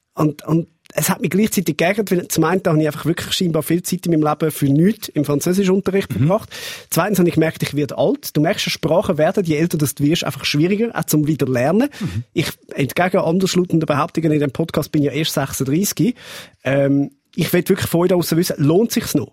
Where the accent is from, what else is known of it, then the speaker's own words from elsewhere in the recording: Zurich, Switzerland; als Zürcher